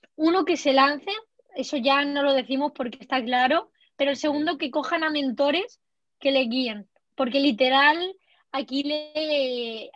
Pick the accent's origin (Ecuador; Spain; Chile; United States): Spain; como española